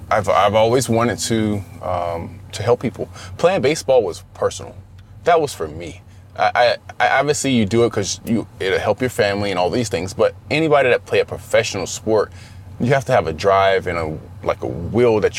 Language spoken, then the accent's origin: English; the South, United States; I understand growing up in the South, I've been discriminated against.